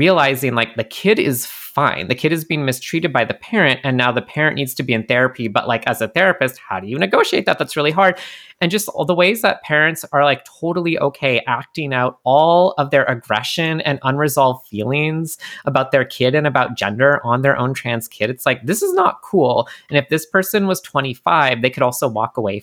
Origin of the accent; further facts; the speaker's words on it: Canada; I'm Canadian